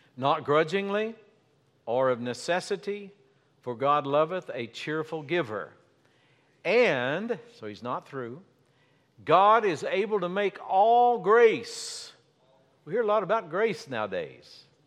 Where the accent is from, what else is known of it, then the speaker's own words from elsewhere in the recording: Appalachia, United States; I grew up in Appalachia. I grew up in the coal fields